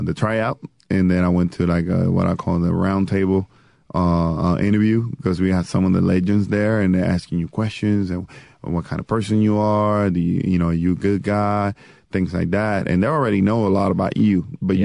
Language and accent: English; Puerto Rico; moved away; First Puerto Rican born and raised in Puerto Rico